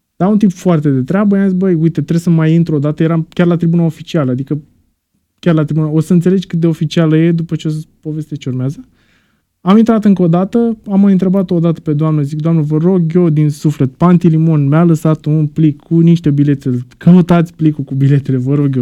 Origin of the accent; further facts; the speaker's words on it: Romania; eram din România